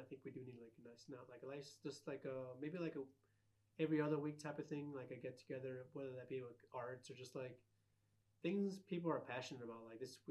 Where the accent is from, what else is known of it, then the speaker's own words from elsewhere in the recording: Aurora, Illinois, United States; I'm from Aurora. Like, why does it matter east or west? Like, we're all from the same town.